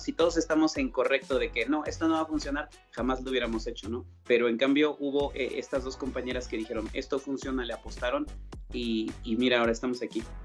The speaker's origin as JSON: {"language": "Spanish", "country": "Mexico", "accent": "Mexican", "moved": "yes", "lives_now": "Colombia", "said": "por mi acento sabes que soy de México"}